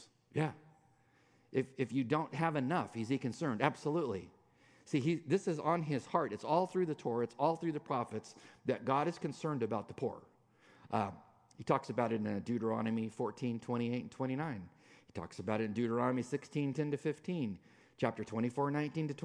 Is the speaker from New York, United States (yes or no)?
no; California, United States; I'm a Californian.